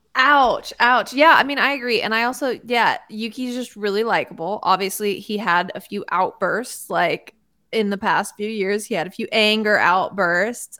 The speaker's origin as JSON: {"language": "English", "country": "United States", "said": "I am one of the geographically challenged Americans."}